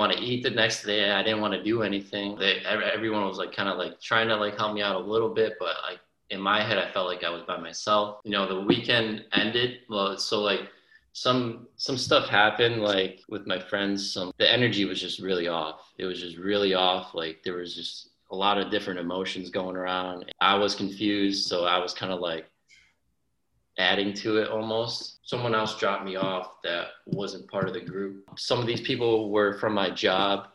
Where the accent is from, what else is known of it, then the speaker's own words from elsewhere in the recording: Lee, Massachusetts, United States; I'm actually from Massachusetts, western part of Massachusetts, a small town called Lee